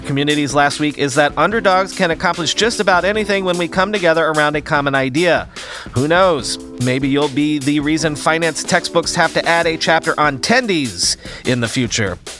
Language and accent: English; United States; an American